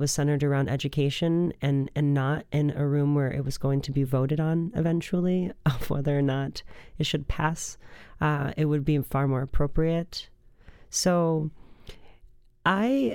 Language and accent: English; Rockford, Illinois, United States; I was born in Rockford, Illinois